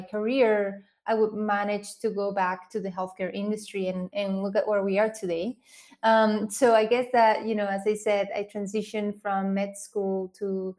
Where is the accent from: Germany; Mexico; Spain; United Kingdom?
Spain; English is a second language; moved away as an adult; now in United States; I grew up in Spain